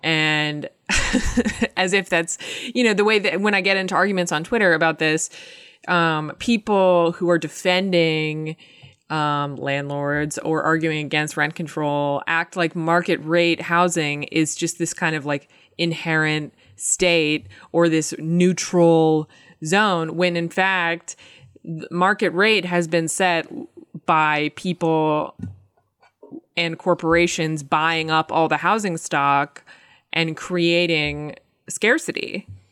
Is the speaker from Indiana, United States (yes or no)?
no; Medfield, Massachusetts, United States; I'm from, uh, Medfield, Massachusetts